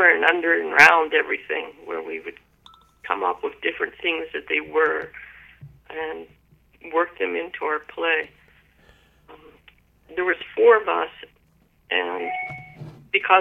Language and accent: English; Pittsburgh, Pennsylvania, United States; now in Big Island of Hawaii, United States; I grew up in an area that was very poor